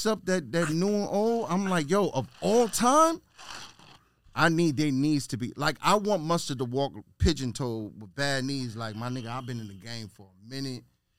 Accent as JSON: {"language": "English", "region": "New York", "country": "United States", "said": "I'm from New York."}